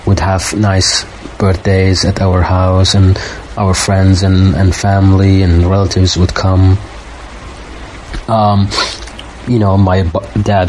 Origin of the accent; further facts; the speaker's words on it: Baghdad, Baghdad Governorate, Iraq; moved away as an adult; now in Turkey; I'm from Baghdad. I was born and raised there, and I'm half Iraqi, half Palestinian